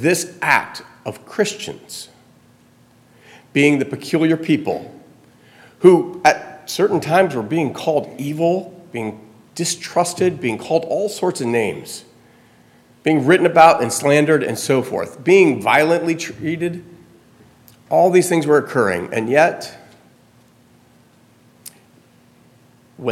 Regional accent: Florida, United States; now in New Jersey, United States; growing up in Florida

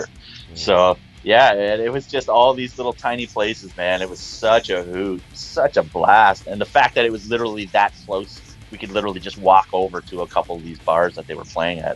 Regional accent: Niagara Falls, New York, United States; Niagara Falls.

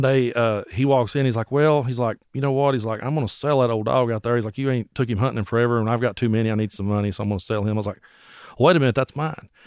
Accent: Bell County, Kentucky, United States; also born or lived in Tazewell, Tennessee; I grew up in Bell County, Kentucky

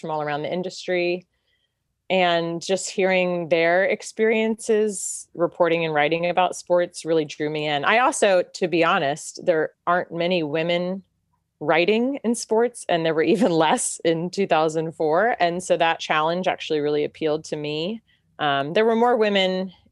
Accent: Chapel Hill, North Carolina, United States; I grew up in Chapel Hill

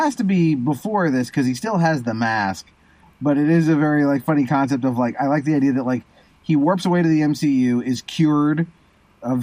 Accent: Southern California, United States; I am born and raised in Southern California, but my family, I've come from a long line of New Yorkers

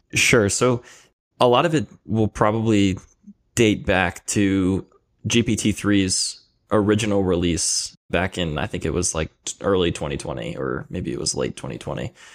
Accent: Philadelphia, Pennsylvania, United States; I'm originally from Philadelphia, Pennsylvania, or the area around Philadelphia

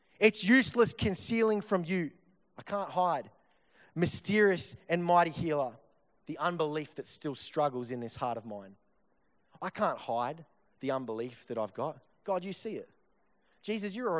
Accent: Victoria, Australia; I'm from Victoria

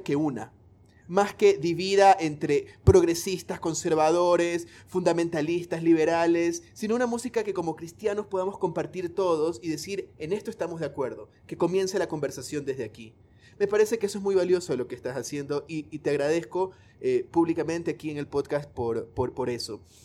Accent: Guayaquil, Guayas, Ecuador; yo soy de Guayaquil, de la costa de Ecuador

